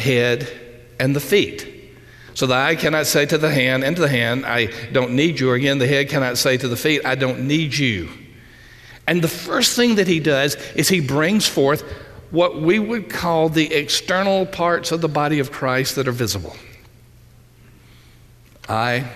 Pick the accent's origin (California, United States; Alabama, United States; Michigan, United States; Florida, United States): Alabama, United States; Union Springs; I was literally born and raised in Southeast Alabama